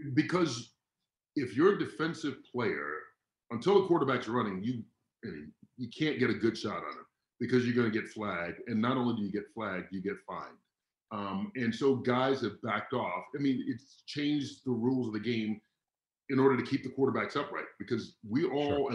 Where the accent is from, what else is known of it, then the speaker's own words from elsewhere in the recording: Atlanta, Georgia, United States; now in Santa Barbara area, United States; I grew up in Atlanta.